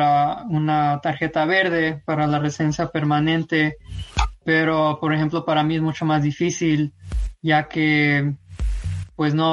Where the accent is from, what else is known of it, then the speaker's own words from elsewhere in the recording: San Luis Potosí, Mexico; now in United States; Y todo comenzó pues en 1995 cuando inmigré a Estados Unidos. Soy originario de San Luis Potosí, México